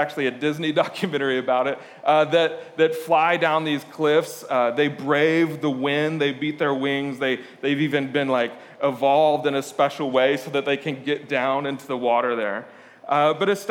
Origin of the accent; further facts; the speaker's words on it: Lisbon, Portugal; moved away; I grew up in Lisbon, Portugal.